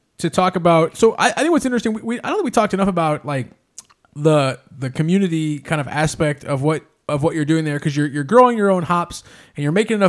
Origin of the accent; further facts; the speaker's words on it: Indianapolis, Indiana, United States; we're from Indianapolis, Indiana. So the heart of the Midwest is where we're from